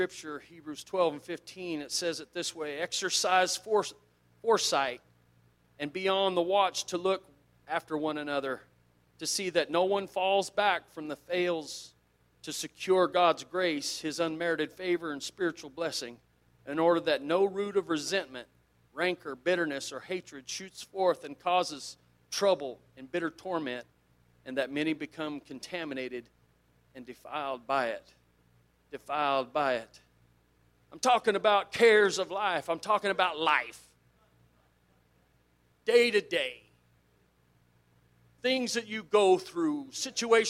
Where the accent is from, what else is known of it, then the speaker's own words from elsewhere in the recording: South Central Kansas, United States; I grew up in South Central Kansas